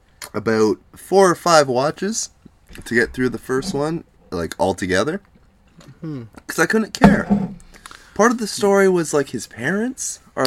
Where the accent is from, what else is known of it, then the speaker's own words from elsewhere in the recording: Canada; I'm Canadian.